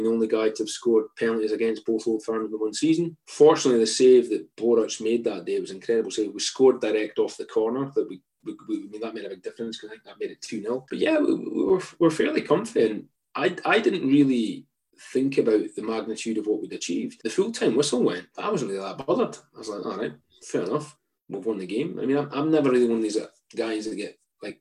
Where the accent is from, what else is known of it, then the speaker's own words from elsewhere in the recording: Aberdeen, Scotland, United Kingdom; moved away; I'm from Aberdeen.